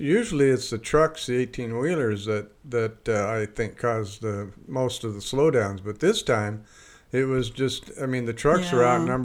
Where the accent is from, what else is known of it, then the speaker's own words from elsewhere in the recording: Libby, Montana, United States; moved away; also born or lived in Spokane, Washington; my hometown of Libby